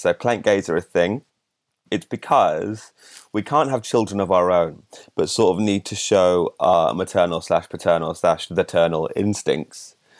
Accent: Solihull, West Midlands, United Kingdom; I'm from Sally Hall in the West Midlands, just south of Birmingham

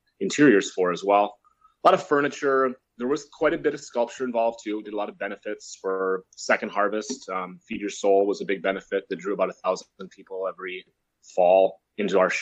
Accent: Dubuque, Iowa, United States; moved away as an adult; also born or lived in Milwaukee, Wisconsin; now in Prairie du Sac, United States; I'm originally from Dubuque, Iowa, where I went to art school at Clark University

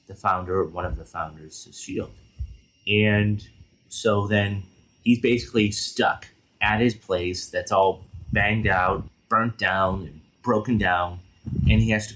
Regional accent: Los Angeles, California, United States; I'm from Los Angeles

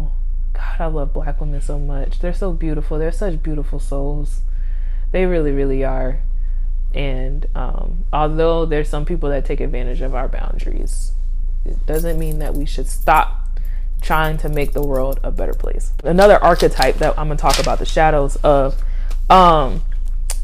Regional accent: Virginia, United States; I'm from the South. Well, depending on who you talk to, I'm from Virginia

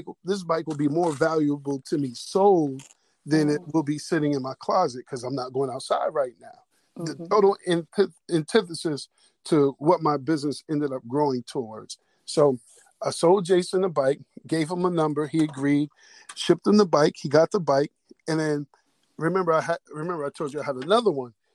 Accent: Springfield, Massachusetts, United States; I grew up in Springfield, Mass.

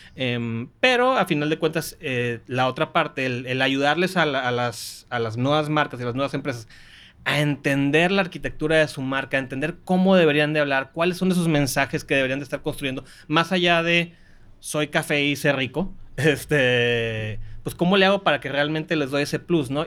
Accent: Manzanillo, Colima, Mexico; moved away; also born or lived in Monterrey, Nuevo León / Mexico City; Yo ya soy regiomontano por nacimiento, costeñito por adopción. Crecí en Manzanillo, Colima

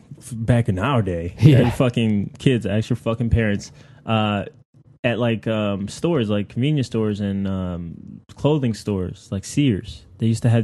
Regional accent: Long Island, New York, United States; I'm from Long Island

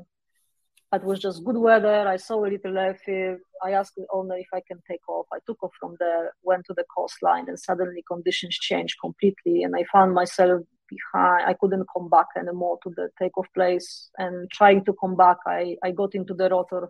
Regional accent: Poland; moved away as an adult; also born or lived in Warsaw, Poland; I moved away from Poland in 2010 or something like

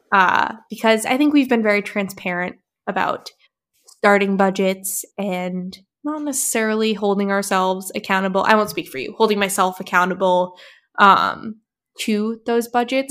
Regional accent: New Hampshire, United States; I grew up in New Hampshire

